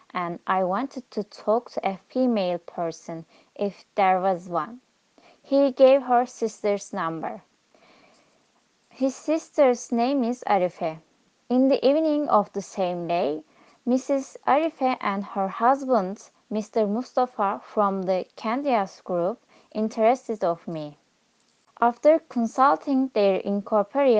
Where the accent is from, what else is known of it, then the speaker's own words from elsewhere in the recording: Diyarbakir, Diyarbakır Province, Turkey; I am from Diyarbakir